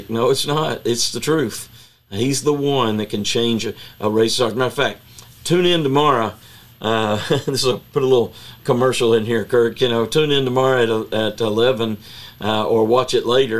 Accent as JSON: {"language": "English", "town": "Chattanooga", "region": "Tennessee", "country": "United States", "tie": "born or raised there", "said": "I grew up in Chattanooga, Tennessee, and we had race riots when I was a little boy in the 60s"}